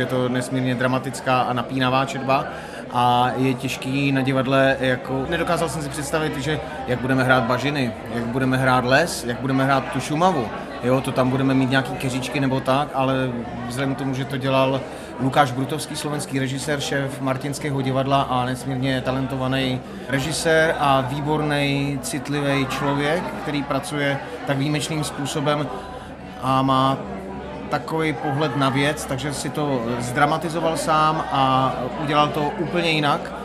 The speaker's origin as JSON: {"language": "Czech", "region": "Moravia", "country": "Czechia", "tie": "born or raised there", "moved": "yes", "said": "já jsem původem z Moravy"}